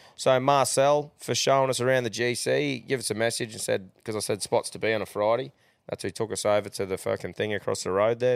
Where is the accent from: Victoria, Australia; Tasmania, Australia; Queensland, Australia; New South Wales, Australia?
Queensland, Australia; being a Queenslander